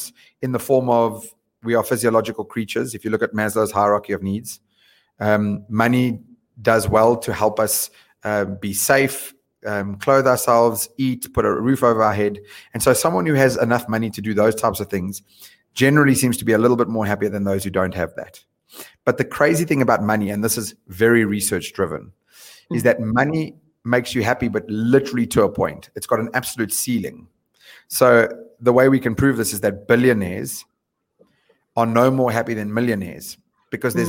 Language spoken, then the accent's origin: English; South Africa; moved away as an adult; also born or lived in London; we are as a South African nation.